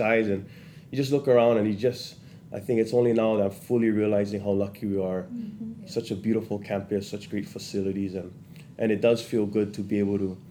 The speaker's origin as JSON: {"language": "English", "region": "Hawaii", "country": "United States", "tie": "born or raised there", "said": "growing up in Hawaii"}